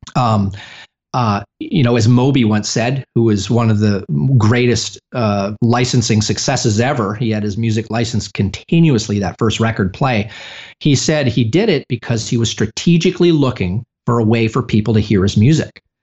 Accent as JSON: {"language": "English", "country": "Canada", "moved": "yes", "lives_now": "United States", "said": "I'm originally from Canada"}